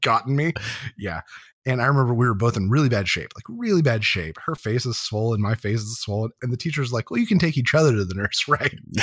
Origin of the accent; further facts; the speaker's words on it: Harrisburg, Pennsylvania, United States; Harrisburg, where I grew up in Pennsylvania